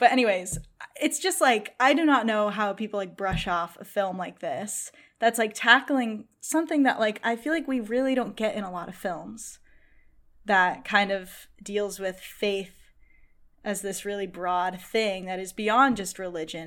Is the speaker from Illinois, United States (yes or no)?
no; Boston, Massachusetts, United States; I am from Boston